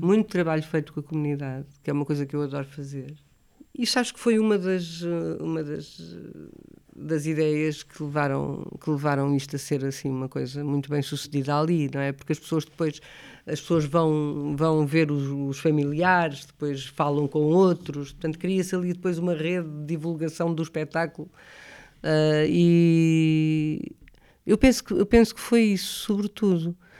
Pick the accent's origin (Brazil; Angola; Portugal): Portugal; Lisbon; also born or lived in Alhandra / Vila Franca de Xira; eu não sou de Alhandra, sou de Lisboa, mas vivi muito em Alhandra e vivi muito em Vila Franca de Xira